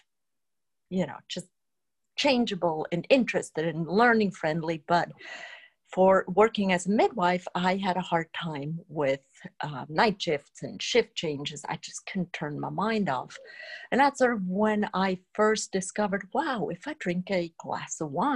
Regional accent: Switzerland; moved away; I grew up in Switzerland

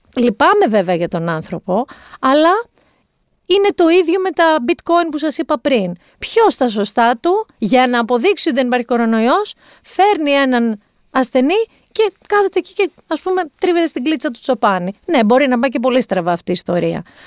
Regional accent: Mani, Peloponnese, Greece; Εγώ κατάγαμε από ένα μέρο, είμαι από Μάνη

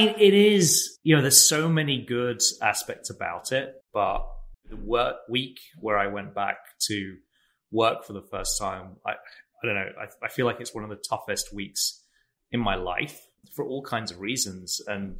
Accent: England, United Kingdom; now in San Francisco, United States; I grew up in England, but am now based in San Francisco and have been living here with my wife, Kirsty, since 2009.

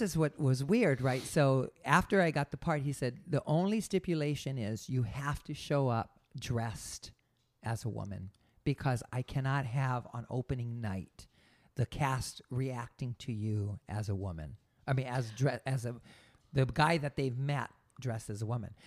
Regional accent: Hawaii, United States; now in San Diego, United States; I grew up in Hawaii

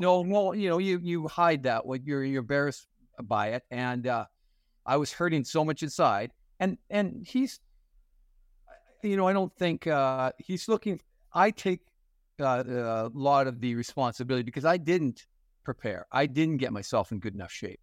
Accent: Fort Frances, Ontario, Canada; moved away as an adult; I was born and raised in Fort Francis, and, uh, it's a small little community, a pulp and paper community, uh, right on the Minnesota border

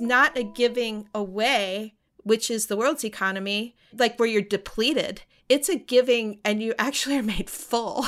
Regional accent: the South, United States; I grew up in the South

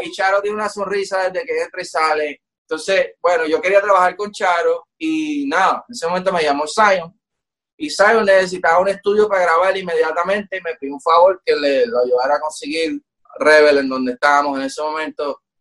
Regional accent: Puerto Rico; como latino, como boricua

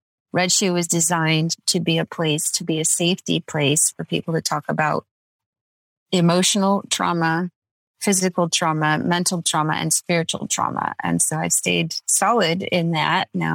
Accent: Redlands, California, United States; I was born and raised in Redlands

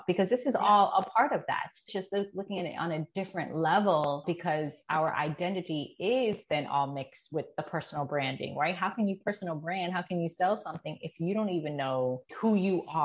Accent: New York, United States; I was born in New York

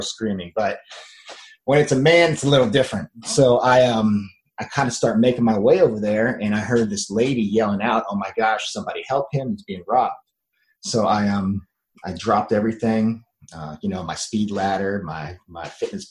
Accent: Miami, Florida, United States; moved away as an adult; also born or lived in Jefferson City, Tennessee; I was a sun and beach kid. I was born in Miami, Florida, in the United States, and I was always outside

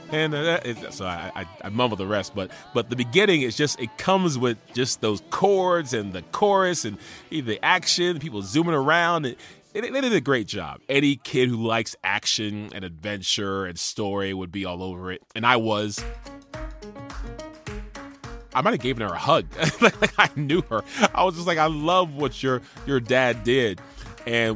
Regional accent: Charleston, South Carolina, United States; We went to Charleston, my hometown

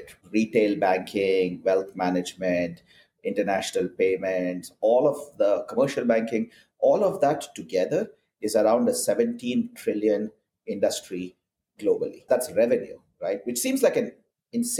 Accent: India; moved away as an adult; now in Portland, United States; I'm originally from India, and I grew up there and started my career as a software engineer

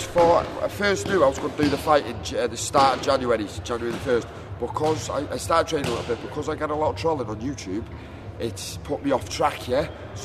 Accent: North Wales, United Kingdom; I'm from North Wales, mate, yeah, North Wales.

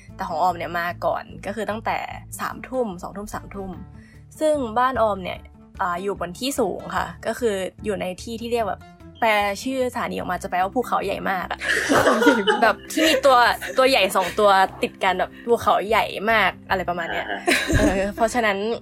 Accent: Chanthaburi, Thailand; moved away as an adult; now in Japan; บ้านอยู่จันทบุรี ที่น้ำท่วมทุกปี

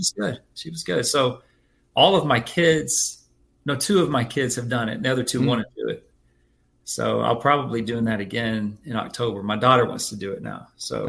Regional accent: Dallas, Texas, United States; also born or lived in Kansas; now in Georgia, United States; I grew up in Dallas.

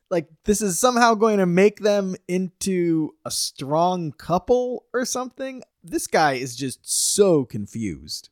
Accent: United States; being American

